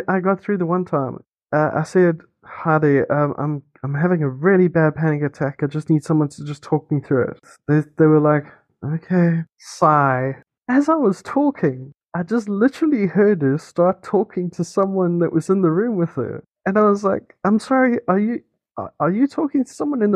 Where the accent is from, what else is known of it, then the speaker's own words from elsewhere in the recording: South Africa; first language English; I am an African. I was born in South Africa